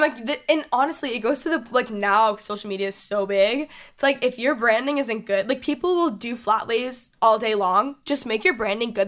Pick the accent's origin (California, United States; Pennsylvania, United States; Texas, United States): Texas, United States; now in Los Angeles, United States; I'm from Texas